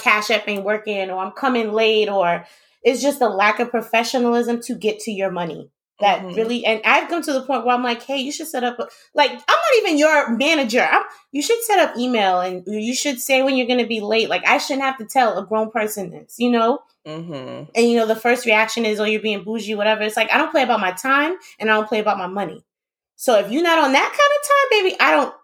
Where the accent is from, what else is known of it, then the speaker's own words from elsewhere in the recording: New York, United States; moved away; also born or lived in Queens; I'm from New York